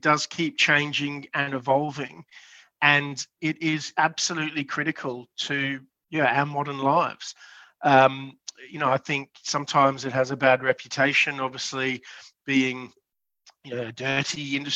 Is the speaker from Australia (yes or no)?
yes; Brisbane, Queensland, Australia; also born or lived in Mount Isa; I'm originally from Brisbane